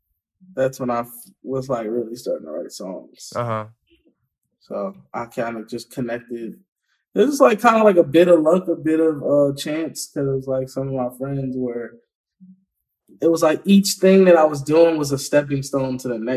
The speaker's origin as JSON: {"language": "English", "town": "Philadelphia", "region": "Pennsylvania", "country": "United States", "tie": "born or raised there", "said": "Like, I guess where I grew up, what we all from Philly, where we call Philly, is like, you know, the inner city pretty much."}